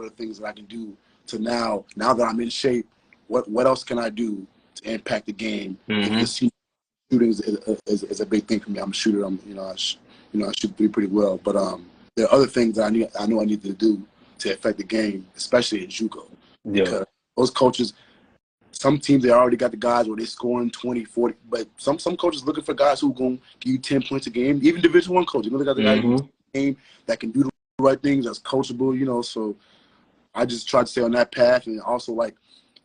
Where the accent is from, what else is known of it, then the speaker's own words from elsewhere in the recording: Chicago, Illinois, United States; From the west side of Chicago